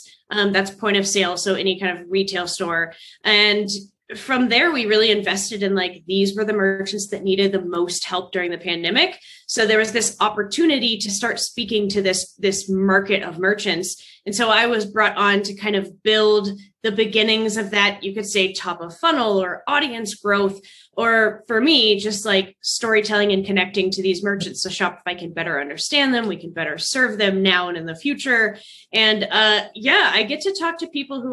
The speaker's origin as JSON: {"language": "English", "region": "Texas", "country": "United States", "tie": "born or raised there", "also_born_or_lived": "Iowa / Dallas, Texas", "moved": "as an adult", "lives_now": "Colorado Springs, United States", "said": "born and raised in Texas"}